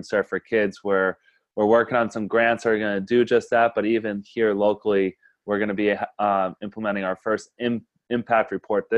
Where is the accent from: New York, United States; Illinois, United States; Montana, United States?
New York, United States; Yonkers; moved away as an adult; A kid growing up in Yonkers, New York